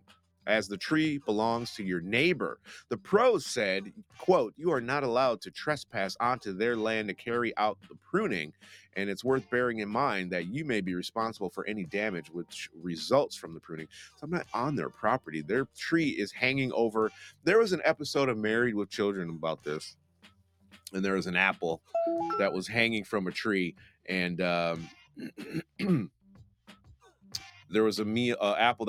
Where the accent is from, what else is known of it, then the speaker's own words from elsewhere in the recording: United States; now in England, United Kingdom; as an American